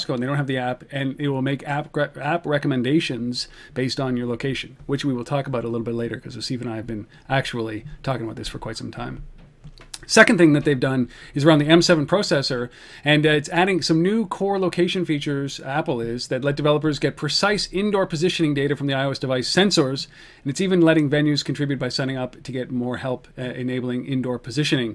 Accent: Ottawa, Ontario, Canada; in Ottawa, in my hometown

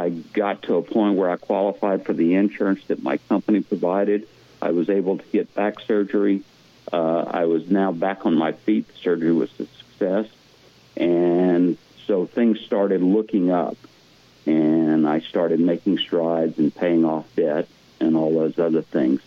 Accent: Lafayette, Louisiana, United States; moved away as an adult; also born or lived in Houston; now in Texas Hill Country, United States; Where I grew up in Lafayette and where I lived after college, that was solely dependent on oil and gas

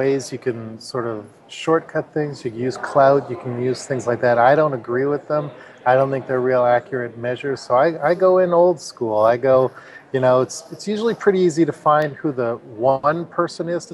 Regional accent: Canada; I'm from Canada

